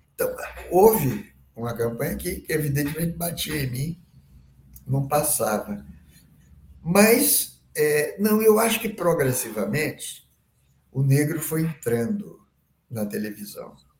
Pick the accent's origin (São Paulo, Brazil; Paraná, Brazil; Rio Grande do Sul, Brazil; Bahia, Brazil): Bahia, Brazil; now in Rio de Janeiro, Brazil; eu sou baiano, morando aqui no Rio